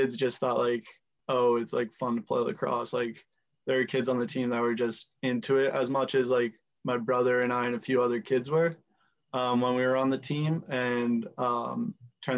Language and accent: English; Hadley, Massachusetts, United States; I'm from Hadley, Mass.